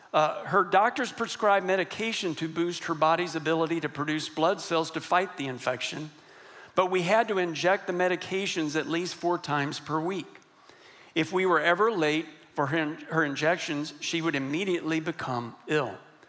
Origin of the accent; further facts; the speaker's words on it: Texas, United States; And I'm from West Texas. And believe me, I was raised that men do not cry or get emotional.